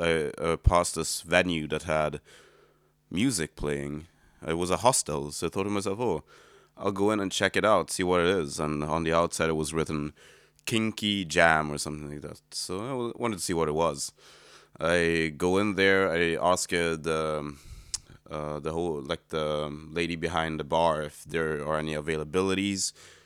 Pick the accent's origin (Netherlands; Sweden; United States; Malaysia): Sweden; English is a second language; now in Berlin, Germany; Well, so I am a musician from Sweden who lives in Berlin